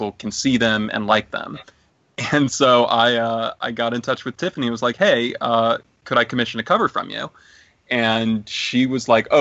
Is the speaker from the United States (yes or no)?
yes; Atlanta, Georgia, United States; growing up in Atlanta